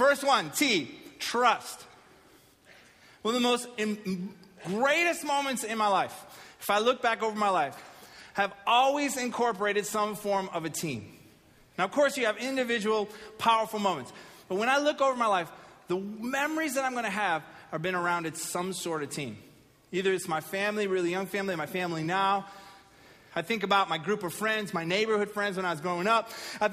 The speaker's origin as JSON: {"language": "English", "town": "Pittsburgh", "region": "Pennsylvania", "country": "United States", "tie": "born or raised there", "said": "I was born in Pittsburgh"}